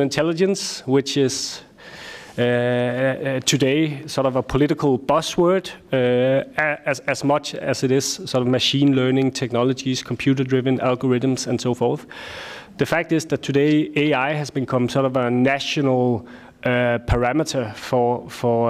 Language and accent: English; Denmark; I am from Denmark